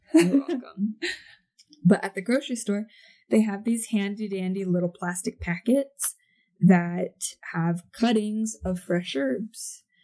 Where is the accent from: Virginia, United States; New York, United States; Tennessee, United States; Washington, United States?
Washington, United States; Seattle; moved away as an adult; now in Utah, United States; I'm from Washington, specifically like Seattle area